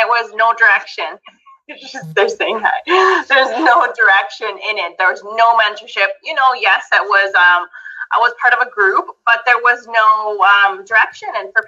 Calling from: Alberta, Canada; So, like Tammy said … I'm coming from Alberta, Canada.

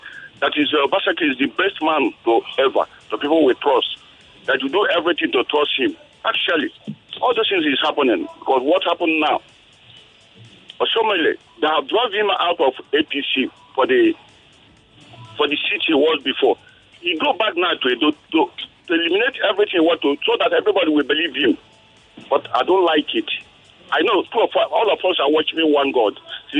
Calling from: Ojo, Lagos, Nigeria; Yeah, I'm calling from Ojo.

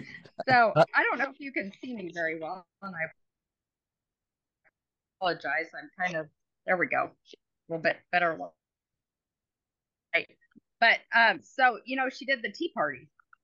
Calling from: Napa Valley, California, United States; Actually, sadly to say, I'm in Napa Valley, California. Just got back.

